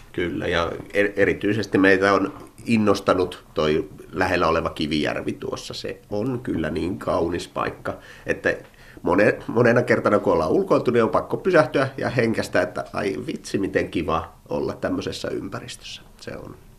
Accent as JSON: {"language": "Finnish", "town": "Imatra", "region": "South Karelia", "country": "Finland", "also_born_or_lived": "Pirkkala", "moved": "yes", "lives_now": "Luumäki, Finland", "said": "Imatralta olen alun perin kotoisin"}